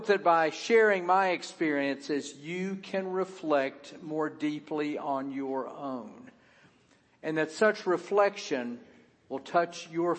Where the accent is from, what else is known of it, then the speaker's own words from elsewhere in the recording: the South, United States; As a child growing up in the Presbyterian Church in the South